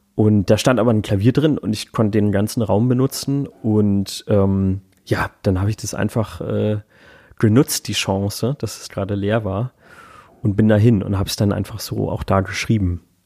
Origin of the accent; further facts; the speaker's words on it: Hamburg, Germany; moved away as an adult; now in Berlin, Germany; ich komme halt aus Hamburg, also es ist meine Heimatstadt